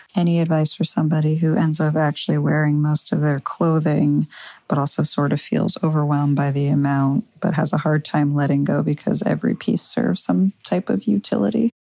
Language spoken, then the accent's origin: English; Northern Vermont, United States; I am from Northern Vermont